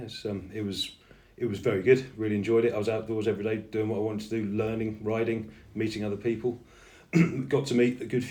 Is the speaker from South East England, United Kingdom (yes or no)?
no; Paignton, South West England, United Kingdom; moved away as an adult; also born or lived in Bedfordshire / Milton Keynes; I grew up in Paignton. I was born in Bedfordshire, but I grew up in Paignton in Devon